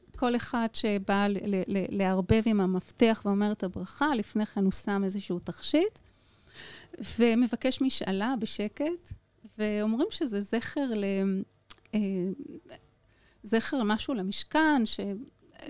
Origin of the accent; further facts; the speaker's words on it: Shareshet, Southern District, Israel; אני במקור ממושב שרשרת